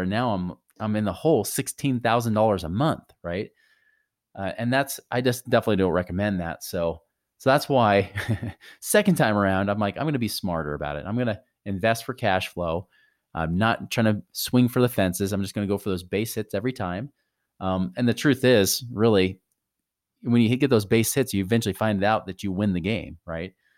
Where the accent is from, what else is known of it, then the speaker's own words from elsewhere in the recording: near Portland, Oregon, United States; I grew up near Portland, Oregon